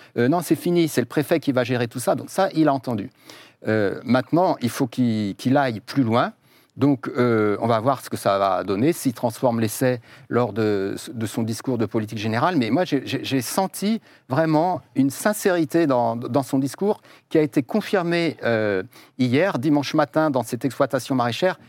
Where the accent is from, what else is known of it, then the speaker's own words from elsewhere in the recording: Mayenne, Pays de la Loire, France; je viens de Mayenne